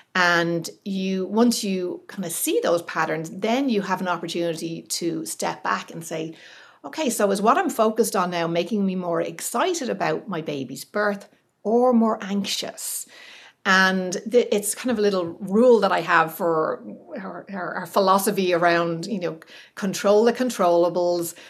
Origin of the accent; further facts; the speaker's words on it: Ireland; moved away as an adult; also born or lived in California; being Irish